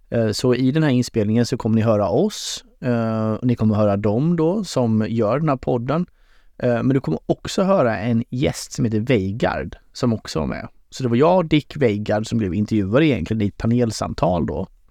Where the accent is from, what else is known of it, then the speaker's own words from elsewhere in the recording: Sweden; Som svensk